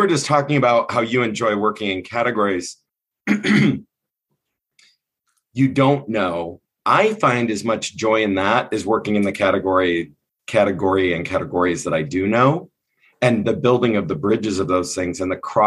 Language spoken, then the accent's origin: English; Southern Michigan, United States; moved away; also born or lived in California; I grew up in Southern Michigan